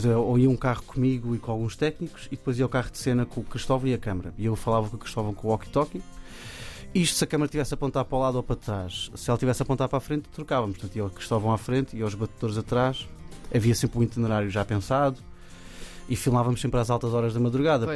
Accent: Cascais, Lisbon, Portugal; Eu, cresci em Cascais

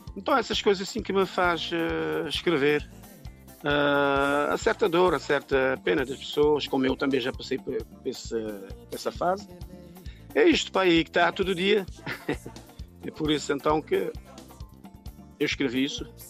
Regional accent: São Vicente, Cape Verde; moved away as an adult; also born or lived in Praia, Santiago, Cape Verde; now in France; eu nasci em Santiago, na praia, e criei em São Vicente. Foi para São Vicente, eh, ainda pequeno, com a minha mãe. E pronto, fiquei em São Vicente até de grande

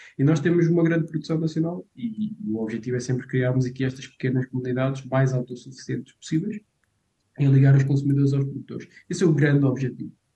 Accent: Portugal; eu cresci em Severbogo

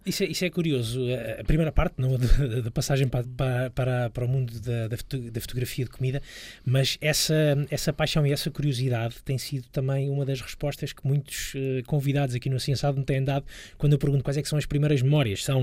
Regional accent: Lisbon, Portugal; Eu sou, sou, sou lisboeta, cresci uh, nos subúrbios de Lisboa, estudei, estudei em Lisboa

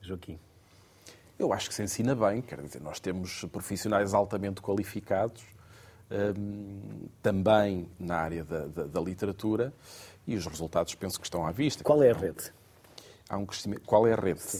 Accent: Portugal; Portanto, veja lá a generosidade que nós temos enquanto portugueses.

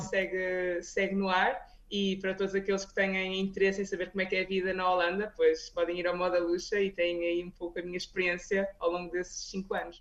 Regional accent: Espinho, Aveiro District, Portugal; moved away as an adult; also born or lived in Porto, Portugal / Lisbon, Portugal / Rotterdam, Netherlands; now in Barcelona, Spain; eu sou de Espinho, não é? Estudei no Porto, na Faculdade de Farmácia

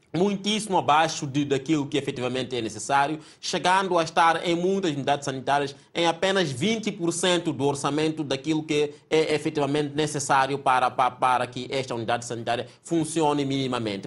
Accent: Mozambique; como moçambicanos que somos

